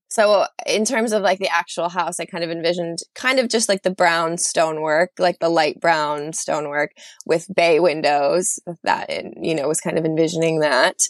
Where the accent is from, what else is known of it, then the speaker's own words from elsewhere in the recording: United States; moved away as an adult; now in London, United Kingdom; as an American